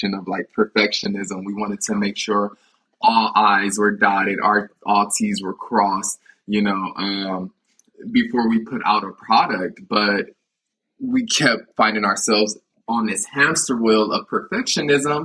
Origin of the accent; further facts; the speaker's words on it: United States; growing up in America